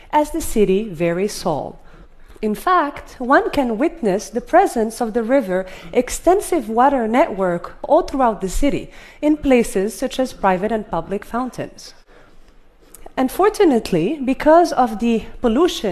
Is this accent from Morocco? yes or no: yes; Fez, Fès-Meknès, Morocco; My hometown of Fez, Morocco